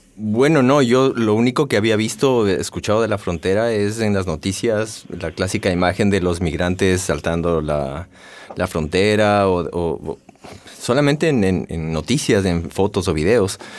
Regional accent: Ecuador; moved away as an adult; ahí hasta mis 23, 24 años

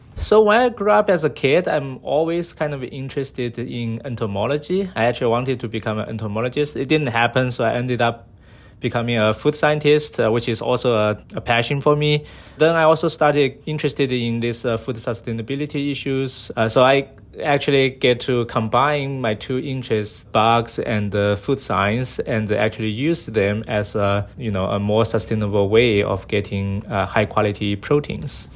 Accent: Sichuan, China; moved away; when I grew up as a kid, I was from China, so My hometown is, uh, Sichuan province, uh, in the southwest of, uh, China.

